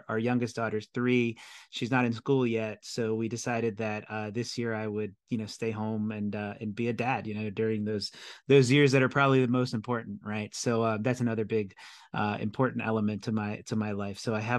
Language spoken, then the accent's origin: English; El Salvador; also born or lived in United States; They had me here, and I was raised partly in El Salvador, partly in the States. So I traveled between the two places when I was young.